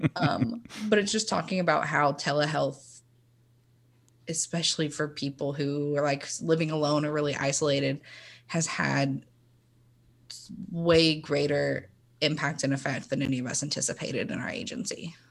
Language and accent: English; Chattanooga, Tennessee, United States; I am from Chattanooga, Tennessee, born and raised